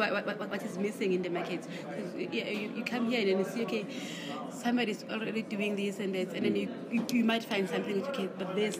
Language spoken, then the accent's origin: English; Johannesburg, Gauteng, South Africa; moved away as an adult; now in KwaZulu-Natal, South Africa; I'm from Joburg.